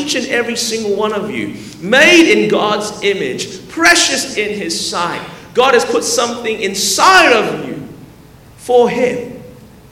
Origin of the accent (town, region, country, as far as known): Melbourne, Victoria, Australia; born or raised there; now in Anderson, United States